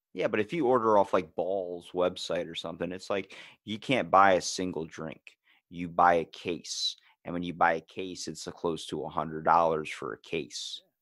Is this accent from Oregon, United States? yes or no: no; Ocean City, Maryland, United States; I'm from Ocean City, Maryland, born and raised